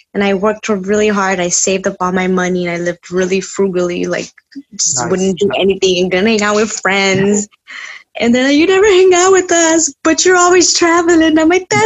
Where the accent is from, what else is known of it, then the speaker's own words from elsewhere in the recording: Chicago, Illinois, United States; also born or lived in North Carolina; I was born and raised in Chicago and I lived in North Carolina for 3 years, three and a half years